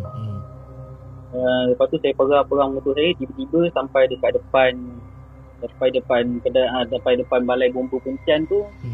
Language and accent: Malay; Johor, Malaysia; now in Kuala Lumpur, Malaysia; Berasal dari Johor, menetap di KL.